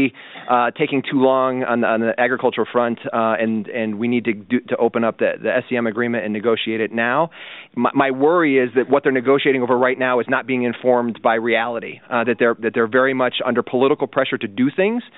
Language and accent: English; United States; I'm an American